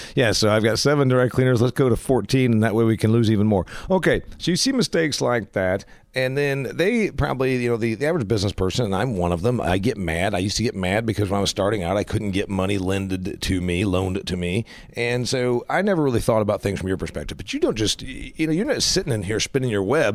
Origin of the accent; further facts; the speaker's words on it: Huntington, United States; First Federal Bank in my hometown of Huntington